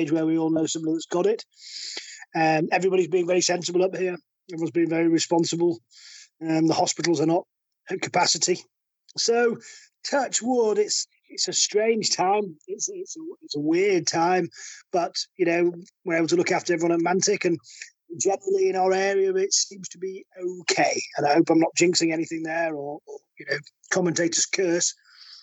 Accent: the north of England, United Kingdom; We're all northerners, and we're all poor up here

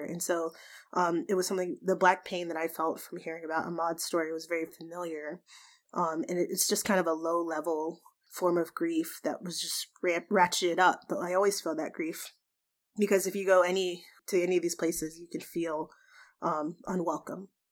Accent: Georgia, United States; moved away as an adult; now in Washington, D.C. area, United States; I'm from Georgia. I'm born and raised, uh, the only time I've not lived in the state of Georgia was in the past two years when I moved to, um, the D C area

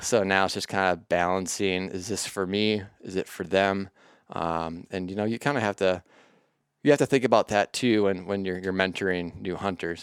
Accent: southeastern Minnesota, United States; born or raised there

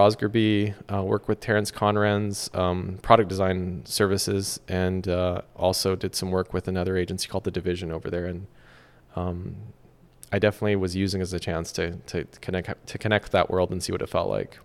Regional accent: Vancouver, British Columbia, Canada; moved away as an adult; also born or lived in London / Silicon Valley; my hometown of Vancouver

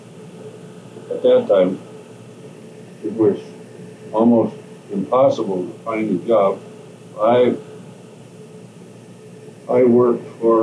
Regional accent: Ayrshire, Iowa, United States; I was born in Ayrshire, Iowa, January 12, 1918.

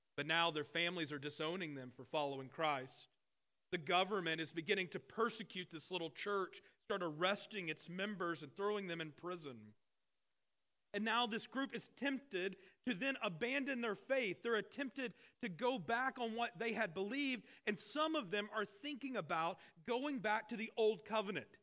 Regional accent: Arkansas, United States; I grew up in Arkansas

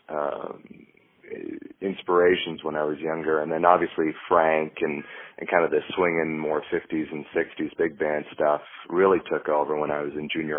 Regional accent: Halifax, Nova Scotia, Canada; moved away as an adult; also born or lived in New York City, United States; now in Los Angeles, United States; I grew up on the east coast of Canada, a small city, Halifax, Nova Scotia.

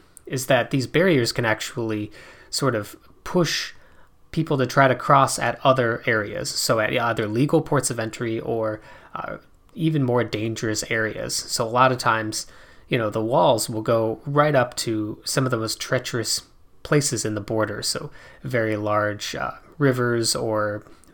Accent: South Dakota, United States; I grew up in South Dakota

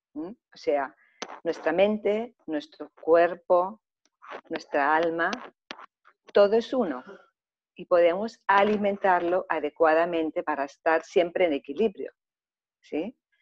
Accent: Germany; also born or lived in Greece; now in Mallorca, Spain; he tenido la suerte de haber nacido en Alemania, entonces pues pasé gran parte de mi infancia en Alemania y posteriormente también en Grecia

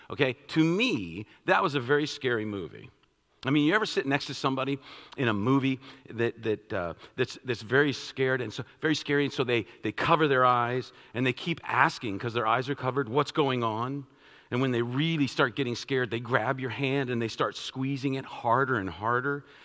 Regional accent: Washington, District of Columbia, United States; I'm from Washington, D.C., I, I, I love all things Washington

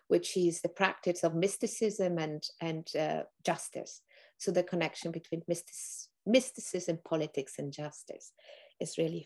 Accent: northern Italy, Italy; accent: Italian; moved away as an adult; also born or lived in England / Turtle Island (Canada); now in Canada; I grew up in Northern Italy

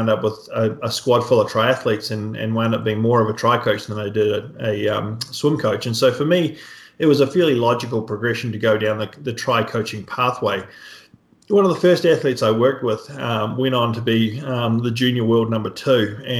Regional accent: New Zealand; So my background, I grew up in New Zealand, so hence the accent. Most people understand me pretty well these days. It's faded a lot.

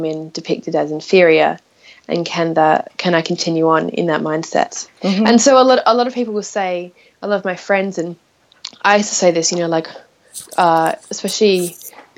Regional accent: Adelaide, South Australia, Australia; moved away as an adult; I'm from Australia. My hometown is Adelaide

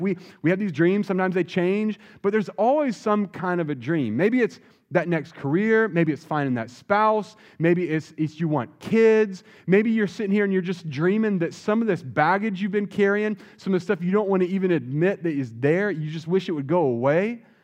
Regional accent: Wilmington, North Carolina, United States; now in San Jose, United States; I grew up in Wilmington, North Carolina, so coming to North Carolina is kinda like coming home

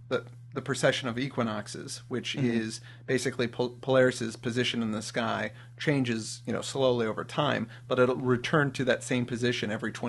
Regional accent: Midwest, United States; moved away; also born or lived in Los Angeles / Santa Monica / Pittsburgh; my hometown, which right, are, you know, the Quad Cities.

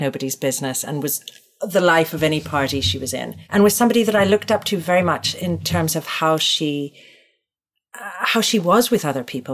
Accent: Toronto, Ontario, Canada; now in New York, United States; I, grew up in Toronto. Chestnut Park is in Toronto, Canada.

